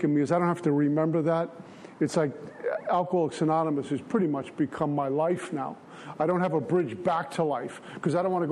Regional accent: New York City, New York, United States; also born or lived in Minnesota; I grew up in Brooklyn

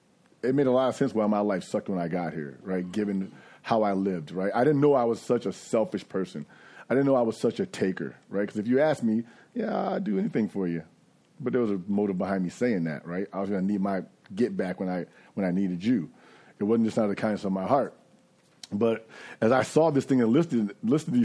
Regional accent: New York, United States; moved away; I'm from New York

